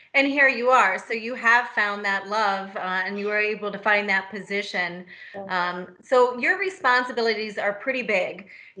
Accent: Butler, Pennsylvania, United States; I grew up in Butler, just north of Pittsburgh

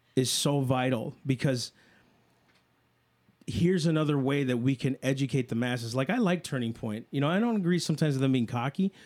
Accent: United States; I'm an American

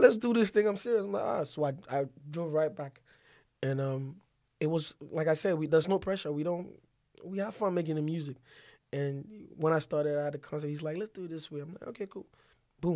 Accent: Ghana; also born or lived in Nigeria; I was born, when I was one, they took me to Nigeria for a while before they took me back to Ghana

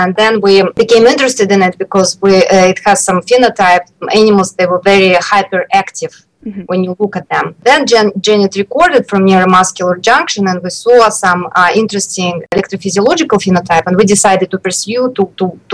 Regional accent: Moscow, Russia; moved away as an adult; also born or lived in Chicago, United States; I grew up in Moscow, in Russia.

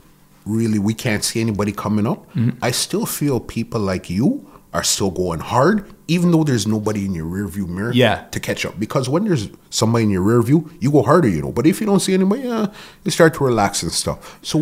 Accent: Toronto, Ontario, Canada; And remember, people weren't too keen on Toronto. We all almost wanted to be like we're from New York.

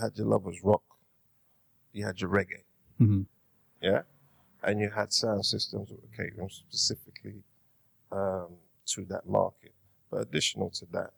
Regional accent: London, United Kingdom; Born and bred in Hackney

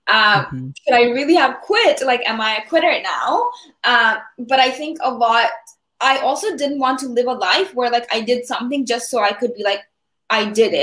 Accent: California, United States; moved away as an adult; so I am from California. So once I moved mm-hmm. To the East Coast

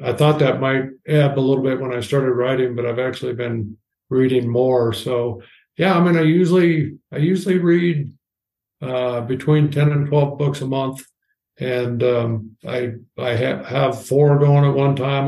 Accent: Washington, United States; I grew up in Washington State, uh, mostly on the west side at the, in the Olympic Mountains.

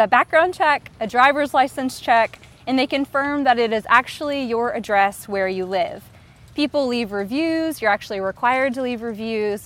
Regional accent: the American South, United States

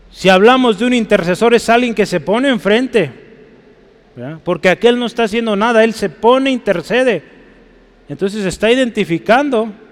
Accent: Guadalajara, Jalisco, Mexico; usted y yo somos mexicanos, amén. Somos tapatíos, somos pues de Jalisco

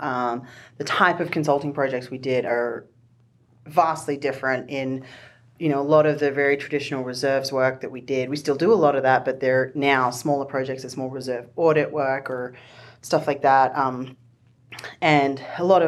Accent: Australia; now in Denver, United States; I'm from Australia.

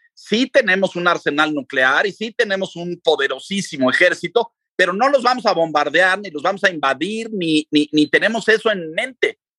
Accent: Mexico; yo soy mexicano, pero mi padre era ruso.

